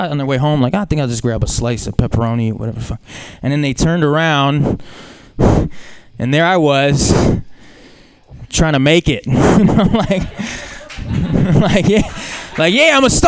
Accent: Brazil; as a Brazilian

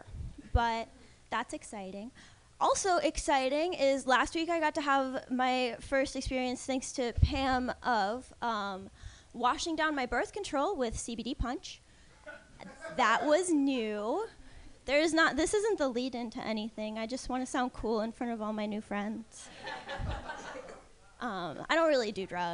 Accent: New Jersey, United States; moved away; I'm not from around here. I'm from New Jersey originally

